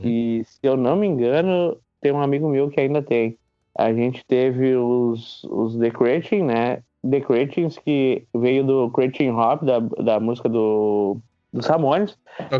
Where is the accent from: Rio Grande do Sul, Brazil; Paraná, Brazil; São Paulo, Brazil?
Rio Grande do Sul, Brazil; Nova Hartz; Sou, sou natural de Navarrartes